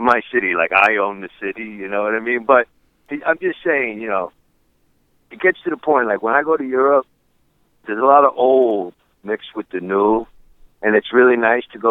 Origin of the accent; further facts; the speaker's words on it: New York City, New York, United States; I was born and raised in one of the five boroughs of New York City. You know, I'm a New Yorker